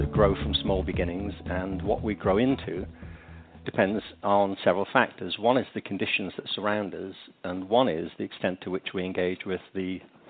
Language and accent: English; England, United Kingdom; I mean, I was growing up in England.